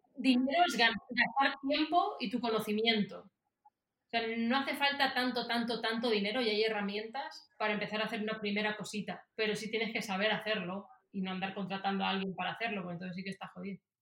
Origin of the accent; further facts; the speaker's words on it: Spain; moved away as an adult; also born or lived in Silicon Valley; now in Miami, United States; yo también lo tengo como española